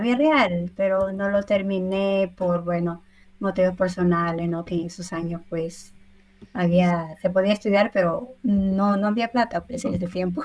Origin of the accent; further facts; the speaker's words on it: Huánuco, Peru; first language Spanish; moved away as an adult; now in Milan, Italy; yo soy nacida en Huánuco, yo soy huanuqueña neta